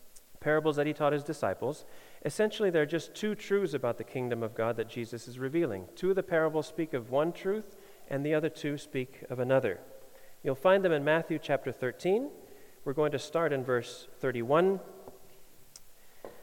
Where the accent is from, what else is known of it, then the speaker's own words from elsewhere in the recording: Denmark; I get asked where Denmark is when I say I'm from Denmark